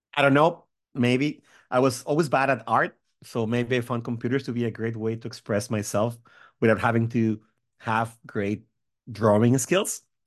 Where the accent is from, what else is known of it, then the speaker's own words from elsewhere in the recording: Mexico; moved away as an adult; also born or lived in Seattle, United States; now in United States; I grew up in Mexico. Uh, I'm from Mexico. I lived there until I was about twenty-five